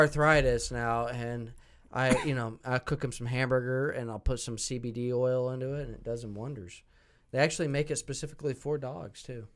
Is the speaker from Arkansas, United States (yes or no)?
no; Seward, Nebraska, United States; moved away as an adult; also born or lived in Omaha, Nebraska; now in Kansas City, United States; I grew up in Seward, Nebraska